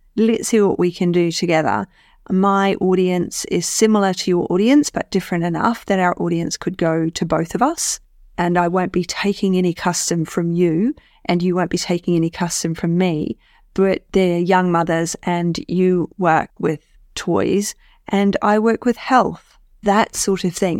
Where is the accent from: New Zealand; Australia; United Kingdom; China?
New Zealand; being a New Zealander